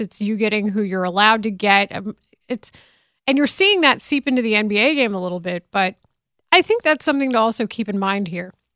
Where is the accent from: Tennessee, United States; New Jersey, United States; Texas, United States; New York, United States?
Texas, United States; Denton; I'm from Denton